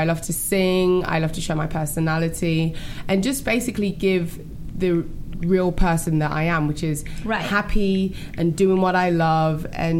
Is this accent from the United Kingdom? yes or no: yes; England, United Kingdom; now in United States; I'm from England